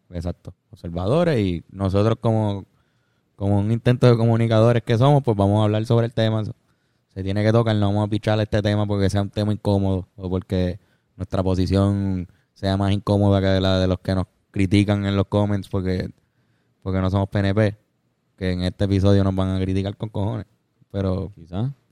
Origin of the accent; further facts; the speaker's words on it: Cuba; moved away; Es que no, no, somos cubanos y no estamos viviendo en Cuba ahora mismo.